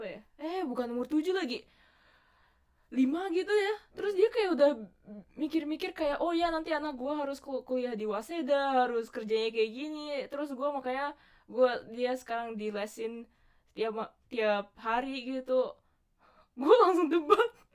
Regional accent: Bali, Indonesia; moved away; masa kecil gue so free in Bali

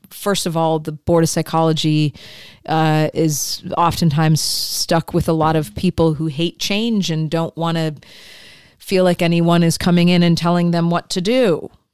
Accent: Midwest, United States; I grew up in the Midwest and the falls and the apple orchards.

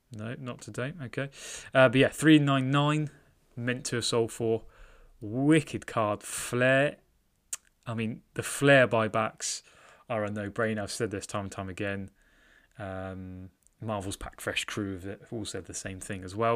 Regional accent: United Kingdom; I'm British

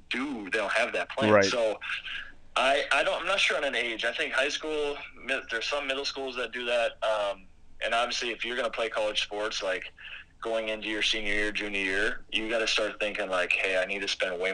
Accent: Minnesota, United States; I'm from Minnesota

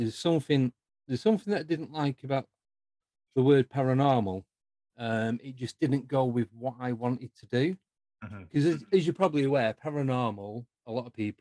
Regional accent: Manchester, North West England, United Kingdom; accent: Northern Mancunian; moved away as an adult; also born or lived in Buckinghamshire; now in Northampton, United Kingdom; Originally, I'm from Manchester, born and bred. And then I moved south 14 years ago.

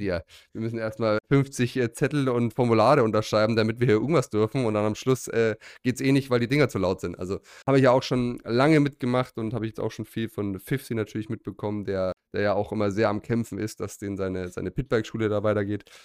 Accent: Germany; bei uns in Deutschland

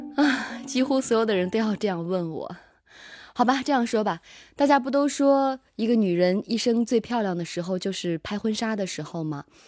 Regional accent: Xinjiang, China; now in Beijing, China; 我性格中的很多东西都是我的家乡带给我的

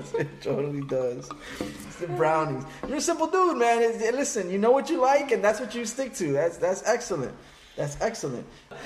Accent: Boston, Massachusetts, United States; No, I'm from Boston.

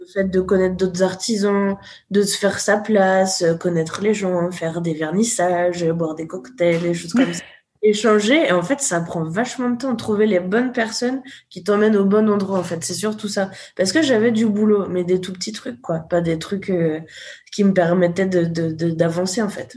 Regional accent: Haute-Savoie, Auvergne-Rhône-Alpes, France; moved away; je suis retournée dans mon village natal en Haute-Savoie

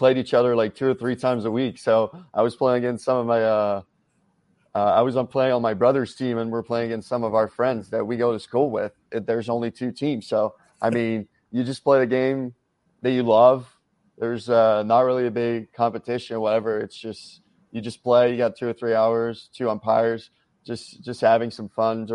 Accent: Victoriaville, Quebec, Canada; also born or lived in Trois-Rivières; I grew up mostly in Victoriaville, so it's like 2 hours up north from Montreal

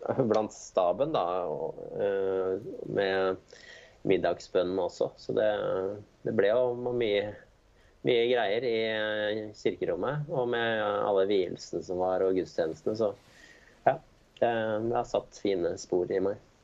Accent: Jessheim, Akershus, Norway; now in Hakadal, Norway; Jeg kommer fra Jessheim. Så det er på andre siden av Romeriksåsen, da.

